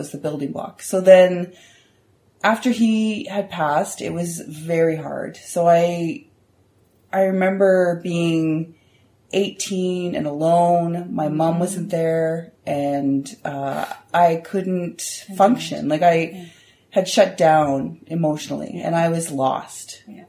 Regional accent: Moncton, New Brunswick, Canada; also born or lived in Saskatoon, Canada; We lived all across Canada, which was very cool. So I remember a lot of times when I grew up in Moncton, and then I remember moving across the city or the country to go and living in Saskatoon.

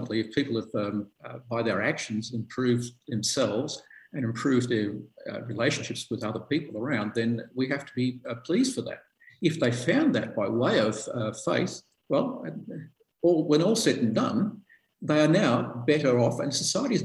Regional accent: Melbourne, Victoria, Australia; I was born in Melbourne

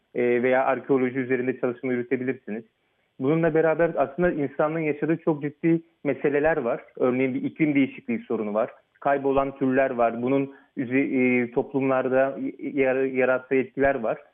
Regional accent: Fethiye, Muğla, Turkey; moved away as an adult; also born or lived in Ankara / Istanbul; now in Oxford, United Kingdom; ben e, ilkokulu ve Anadolu Lisesi'ni Fethiye'de, Muğla Fethiye'de e, okudum

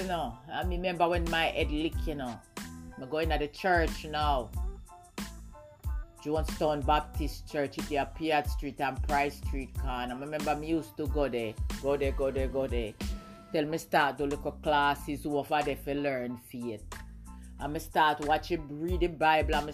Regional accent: Jamaica; also born or lived in England; I'm half Jamaican and half English.

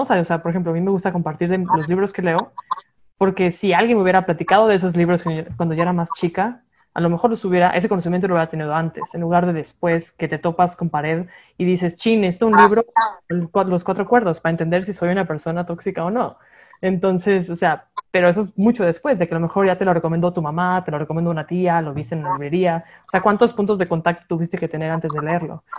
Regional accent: Monterrey, Nuevo León, Mexico; moved away; Pues yéndonos back a Monterrey, yo soy regia

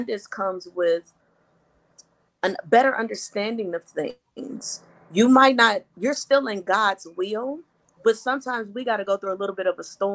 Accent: Madison, Mississippi, United States; now in Michigan, United States; I was raised in Madison, Mississippi, outside of Jackson, Mississippi

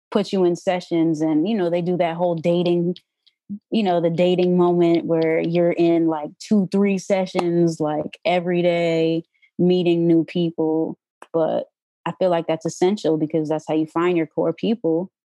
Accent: New York, United States; I came from New York, so I didn't know anybody here.

